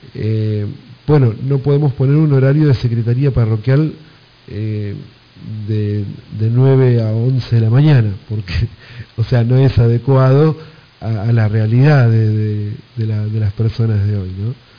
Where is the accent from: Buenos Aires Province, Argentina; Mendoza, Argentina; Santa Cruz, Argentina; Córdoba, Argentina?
Buenos Aires Province, Argentina; accent: bonaerense; yo desde, Argentina hablo como, como, este, como bonaerense, como argentino